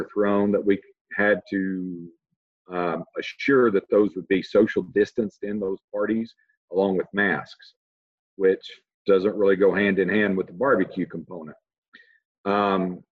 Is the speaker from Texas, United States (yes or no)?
yes; Texas, United States; moved away as an adult; I'm originally from Texas. Spent all my life up until this point in Texas. I kind of grew up through the agricultural ranks